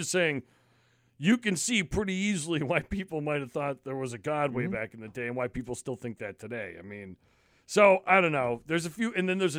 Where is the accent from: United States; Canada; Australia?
United States; growing up near New York, we always did, we always went to, like, the same certain places.